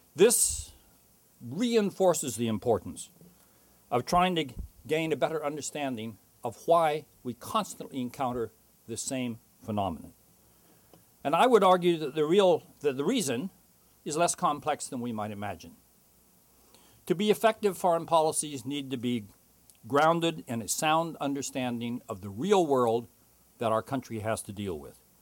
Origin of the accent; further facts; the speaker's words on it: United States; as an American